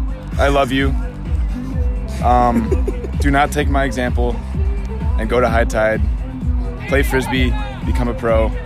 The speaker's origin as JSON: {"language": "English", "region": "Michigan", "country": "United States", "said": "Straight up Michigan."}